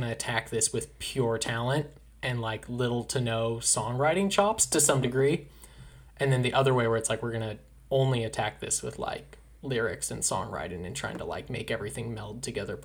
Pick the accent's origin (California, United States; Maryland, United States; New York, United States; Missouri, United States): California, United States; Anaheim; moved away; I grew up in Anaheim, was there for a long time, then I left for the fog. I left for Cold Beach.